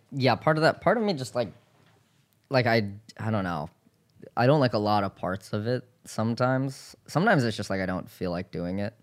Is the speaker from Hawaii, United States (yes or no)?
yes; Hawaii, United States; I'm from Hawaii